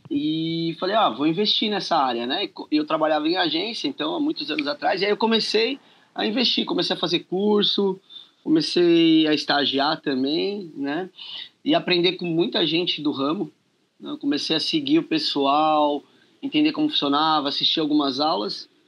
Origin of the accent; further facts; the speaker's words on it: São Paulo, Brazil; sou aqui de São Paulo, capital.